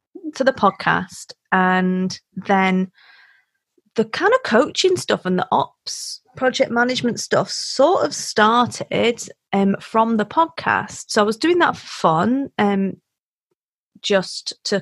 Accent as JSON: {"language": "English", "town": "Wigan", "region": "North West England", "country": "United Kingdom", "also_born_or_lived": "South Africa", "said": "I'm from Wigan."}